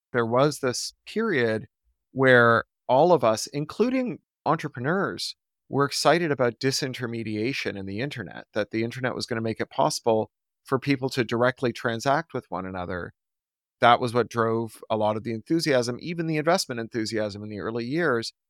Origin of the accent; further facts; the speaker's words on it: Toronto, Ontario, Canada; growing up in Toronto